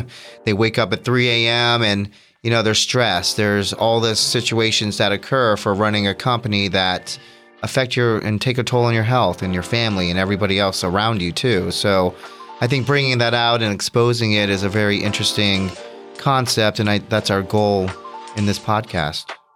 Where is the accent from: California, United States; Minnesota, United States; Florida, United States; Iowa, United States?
Florida, United States; Orlando; I am from Orlando, Florida, born and raised